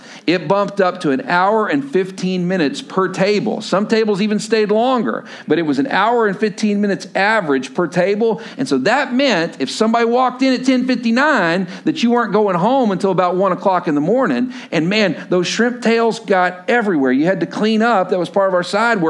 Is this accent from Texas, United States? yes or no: yes; Lubbock, Texas, United States; moved away as an adult; also born or lived in Stillwater, Oklahoma; I grew up in Lubbock, Texas